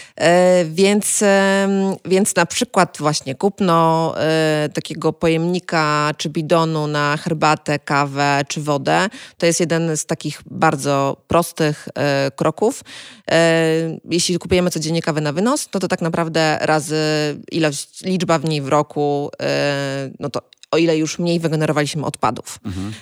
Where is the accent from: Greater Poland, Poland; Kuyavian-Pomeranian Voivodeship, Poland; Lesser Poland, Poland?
Kuyavian-Pomeranian Voivodeship, Poland; pochodzę z Kujaw